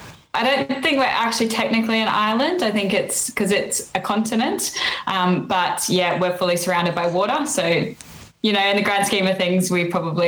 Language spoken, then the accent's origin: English; North Queensland, Australia; moved away as an adult; now in United Kingdom; So I'm from the North Queensland. So if those of you that don't know Australia very well, if you imagine the shape of Australia, it's the pointy bit up in the top right corner of Australia is where I'm from.